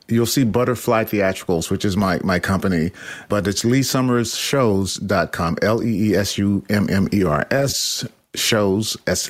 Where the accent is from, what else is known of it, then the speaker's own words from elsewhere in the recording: Nashville, Tennessee, United States; now in New York, United States; even though I'm from Nashville.